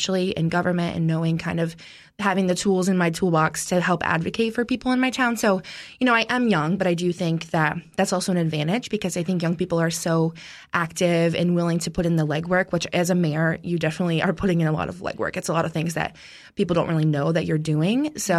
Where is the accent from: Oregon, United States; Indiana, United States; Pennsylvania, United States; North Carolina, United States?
Pennsylvania, United States; Mount Jewett; So I grew up in Mount Jewett. I was born and raised there. We are an awesome town.